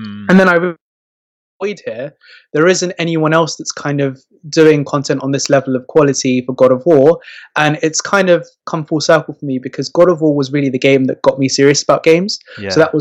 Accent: London, United Kingdom; I was born in London, but my parents were from Morocco

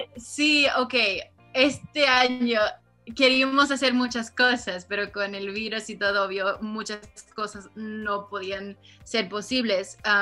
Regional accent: Los Angeles, California, United States; Yo nací aquí en Los Ángeles. Pero yo, como dije, viví al lado de mis abuelos, que yo siempre crecí y estuve muy cerca con la cultura mexicana, aunque obvio vivo en Los Ángeles

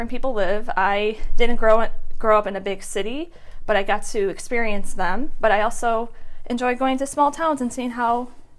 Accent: Crown Point, Indiana, United States; I was born and raised in Crown Point, Indiana, known as the region of the state of Indiana, which means that we associate ourselves with Chicago because we're so close.

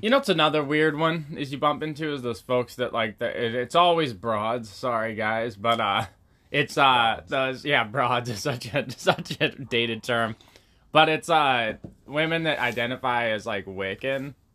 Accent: Pacific Northwest, United States; growing up in the Pacific Northwest

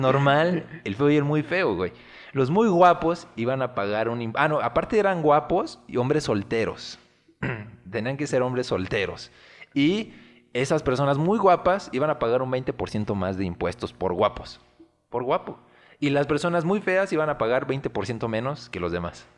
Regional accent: Mexico; aquí ya estamos mezclados

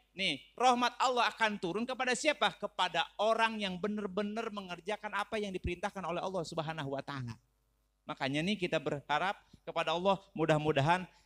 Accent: Gunung Sindur, West Java, Indonesia; Domisili saya asli orang Gunung Sindur, kampungnya Kampung Wulusur

